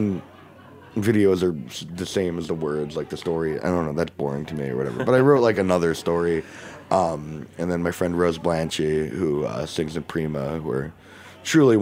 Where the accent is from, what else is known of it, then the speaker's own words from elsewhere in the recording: New York City, New York, United States; my friend Saskia, who I know from growing up in Brooklyn